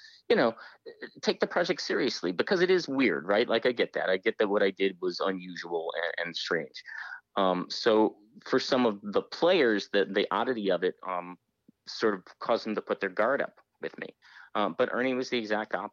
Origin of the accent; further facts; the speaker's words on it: United States; as an American